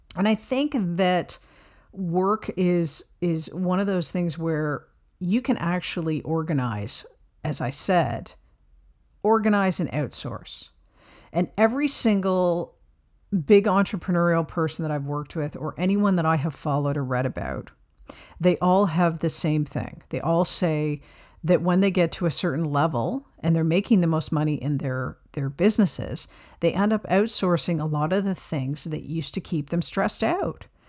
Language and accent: English; Canada; I'm a Canadian, but right beside the United States